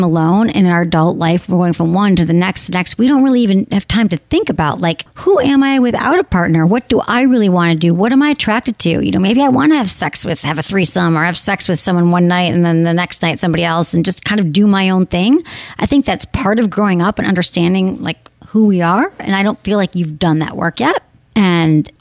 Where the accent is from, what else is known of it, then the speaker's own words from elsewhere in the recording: Michigan, United States; I'm from Michigan